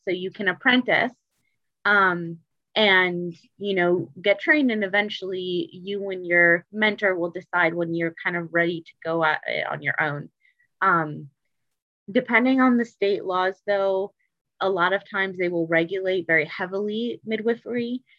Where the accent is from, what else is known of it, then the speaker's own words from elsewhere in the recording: Detroit, Michigan, United States; also born or lived in Seattle / Chicago / Cincinnati; now in Baltimore, United States; So I'm originally from Detroit, Michigan, but I've kind of been all over. So I've lived in Seattle, Chicago, Cincinnati, and I'm now in Baltimore.